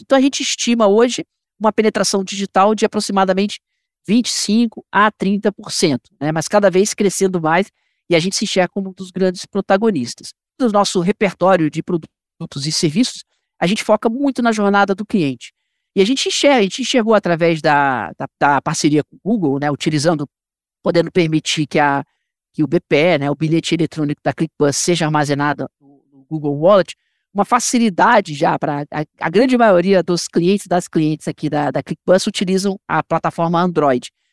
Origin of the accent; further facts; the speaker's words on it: Rio de Janeiro, Brazil; now in São Paulo, Brazil; Eu sou, sou carioca, moro em São Paulo